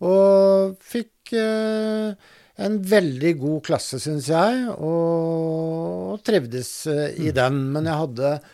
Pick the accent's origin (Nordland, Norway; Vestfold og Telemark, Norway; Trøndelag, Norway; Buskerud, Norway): Buskerud, Norway; Drammen; also born or lived in Lier; jeg er vokst opp på Konnerud